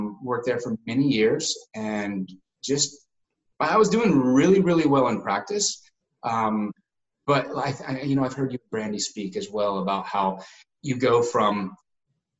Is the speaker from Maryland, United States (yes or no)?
no; Asheville, North Carolina, United States; moved away as an adult; also born or lived in Dallas, Texas; my hometown in Asheville, North Carolina